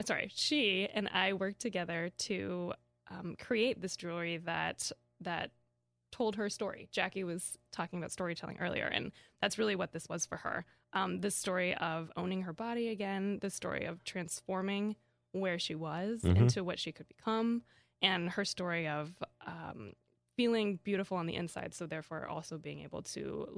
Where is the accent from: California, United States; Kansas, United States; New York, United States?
Kansas, United States; I grew up in Kansas.